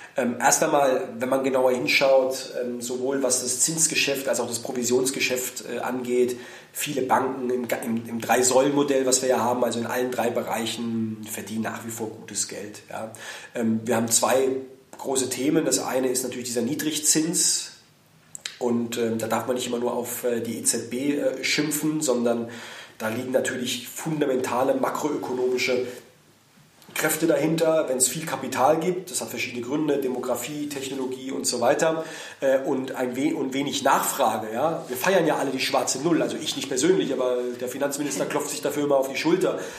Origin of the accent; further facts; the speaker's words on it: Heidelberg, Baden-Württemberg, Germany; also born or lived in Berlin; in die Heimat fahre, da wo ich herkomme, wo ich aufgewachsen bin